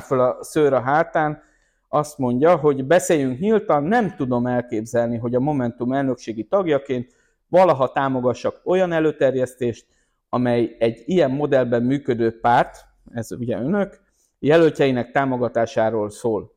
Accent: Győr, Győr-Moson-Sopron, Hungary; Győrött, az én szülővárosomban

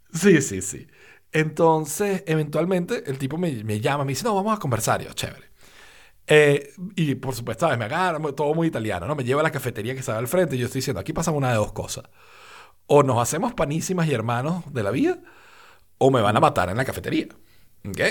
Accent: Valencia, Carabobo, Venezuela; also born or lived in Caracas, Venezuela; yo nací en Caracas, yo crecí en Valencia

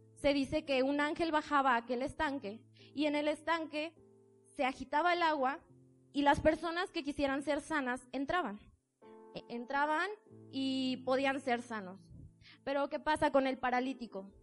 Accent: Tijuana, Baja California, Mexico; moved away as an adult; now in Puebla, Mexico; yo tomo la decisión de venirme a vivir al estado de Puebla. Soy de Tijuana

